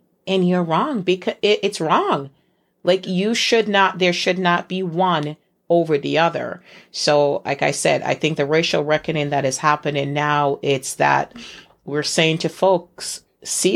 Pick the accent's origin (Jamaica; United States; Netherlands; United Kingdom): Jamaica; I'm from Jamaica